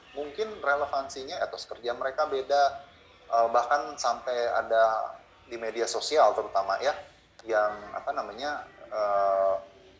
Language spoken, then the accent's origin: Indonesian; West Java, Indonesia; saya orang Sunda